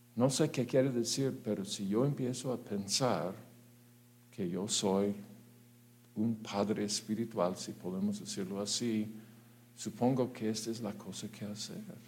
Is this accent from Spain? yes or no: no; United States; Spanish is a second language; now in Mexico; yo soy gringo